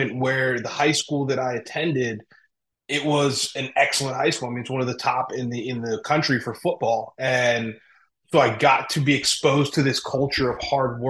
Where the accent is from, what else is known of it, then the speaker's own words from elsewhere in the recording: Berwick, Pennsylvania, United States; also born or lived in Harrisburg, Pennsylvania; I'm from Berwick, Pennsylvania